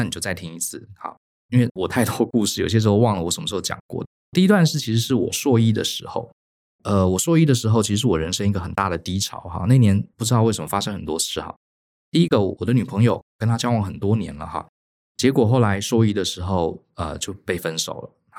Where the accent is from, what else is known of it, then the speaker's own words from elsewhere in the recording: Taipei, Taiwan; also born or lived in Tainan; 有可能是我以前在台北哈从家里拿来的。台南读书的时候从来没有翻过